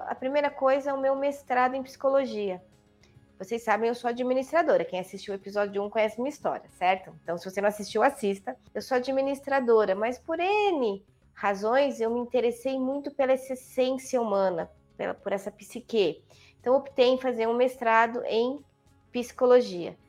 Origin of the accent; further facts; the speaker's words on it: São Paulo, Brazil; moved away as an adult; also born or lived in Copacabana, Rio de Janeiro; now in Valinhos, Brazil; eu nasci na maternidade de São Paulo, portanto na Avenida Paulista. Morei a vida toda na Avenida Paulista, né, uma paulistana da gema